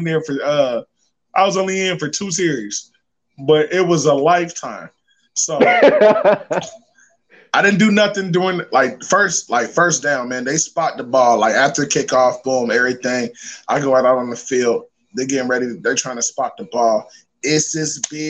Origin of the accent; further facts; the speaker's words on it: Dayton, Ohio, United States; I'm from Dayton, Ohio, O-H-I-O